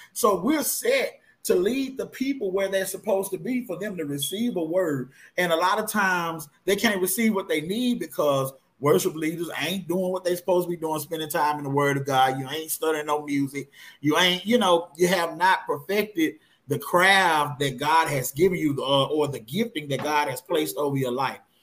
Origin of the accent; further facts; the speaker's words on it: Blytheville, Arkansas, United States; born and raised in Blytheville, Arkansas